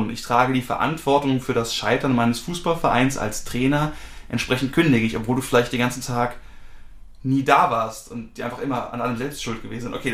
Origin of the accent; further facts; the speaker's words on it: Germany; Deutschland ist schuld, ich bin Deutscher, ich bin in dritter Generation, wie auch immer.